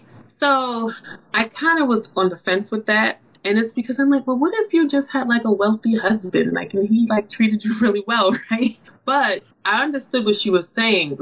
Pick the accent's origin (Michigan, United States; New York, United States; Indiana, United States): New York, United States; New York City; I'm from New York City